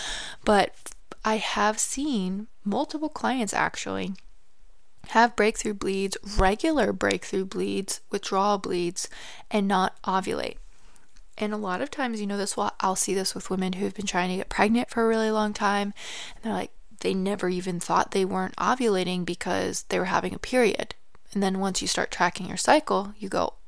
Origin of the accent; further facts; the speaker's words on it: Michigan, United States; moved away; I'm actually originally from Michigan, and then I moved down south